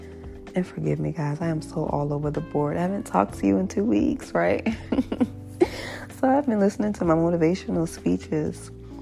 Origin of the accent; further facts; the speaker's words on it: Hampton, Virginia, United States; my hometown, Hampton, Virginia